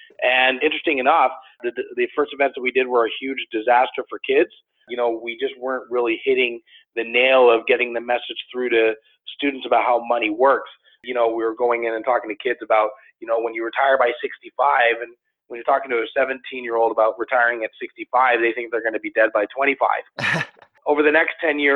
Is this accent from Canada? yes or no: yes; Toronto, Ontario, Canada; I grew up in Toronto, in the Toronto area